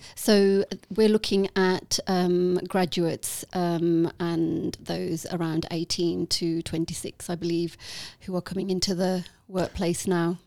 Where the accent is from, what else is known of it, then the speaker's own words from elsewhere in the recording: Walsall, West Midlands, United Kingdom; accent: Midlands lilt; on the outskirts of Birmingham. So I was born in Walsall